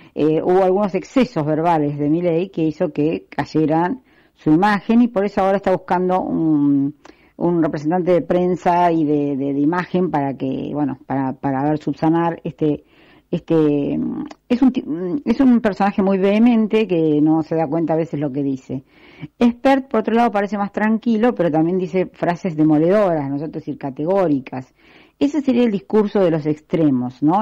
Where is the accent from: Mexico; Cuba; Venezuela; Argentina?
Argentina; lo siento como argentina y lo siento porque ya estoy en una edad donde ya no me puedo ir del país